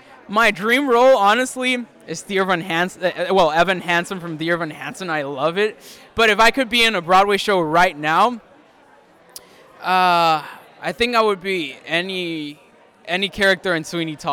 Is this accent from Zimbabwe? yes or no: no; Mexico City, Mexico; now in Idaho, United States; I am from Idaho Arts Academy. It's a boarding school, but I'm originally from Mexico City.